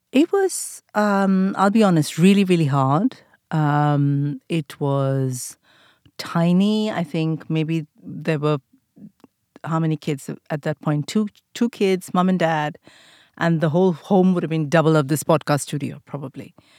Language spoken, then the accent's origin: English; India; moved away as an adult; now in United Kingdom; the times that I grew up in India, we didn't date